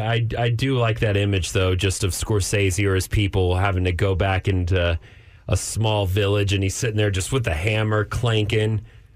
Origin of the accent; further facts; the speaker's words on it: Amarillo, Texas, United States; now in Austin, United States; my hometown, Amarillo, Texas.